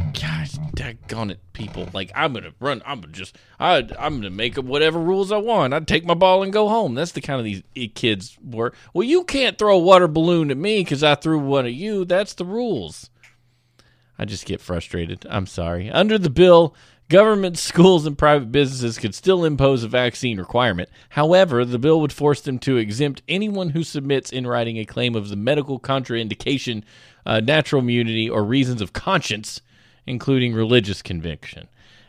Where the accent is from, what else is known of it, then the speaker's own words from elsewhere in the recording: the South, United States; No, I come from the South where we just yell about people in our private conversations